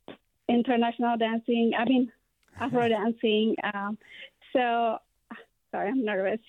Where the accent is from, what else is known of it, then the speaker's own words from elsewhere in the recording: Ethiopia; English is a second language; moved away as an adult; also born or lived in San Francisco; now in Martinez, United States; as a new immigrant from Ethiopia.